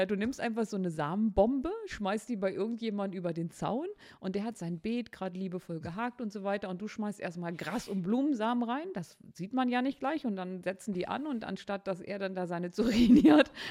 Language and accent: German; Harz, Germany; ich komme aus dem Harz. Und da hatte man einen großen Garten.